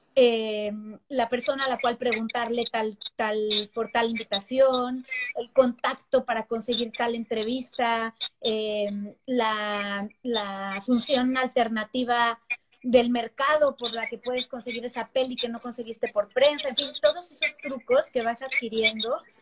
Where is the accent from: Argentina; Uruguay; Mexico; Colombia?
Mexico; now in New York, United States; los que somos de México